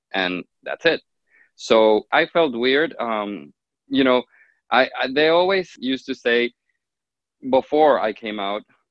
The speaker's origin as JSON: {"language": "English", "country": "Honduras", "tie": "born or raised there", "moved": "yes", "said": "I grew up in Honduras, in Central America, in a very typical half Hispanic, half Arabic family."}